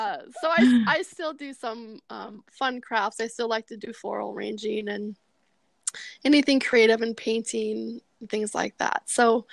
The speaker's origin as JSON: {"language": "English", "town": "Mobridge", "region": "South Dakota", "country": "United States", "tie": "born or raised there", "said": "I grew up in a really small town in north central South Dakota called Mobridge, and it's right along the Missouri River. So my dad worked for the U.S. Army Corps of Engineers. So we always lived on a town along the Missouri River."}